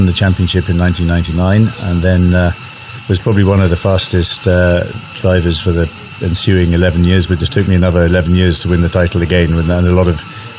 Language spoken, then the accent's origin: English; Wales, United Kingdom; moved away as an adult; also born or lived in Germany; now in Kenya; I'm from Wales originally. I left Wales when I was 18, went to Germany, spent 10 years there